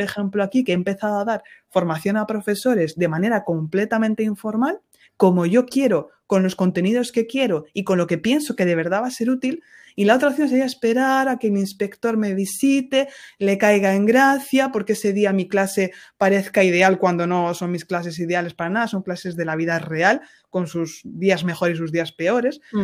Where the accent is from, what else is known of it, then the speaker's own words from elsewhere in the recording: Ciudad Real, Castilla-La Mancha, Spain; now in France; allí en Ciudad Real, de donde yo soy